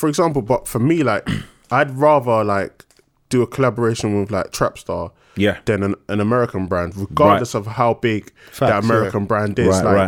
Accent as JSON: {"language": "English", "region": "London", "country": "United Kingdom", "said": "we're from London."}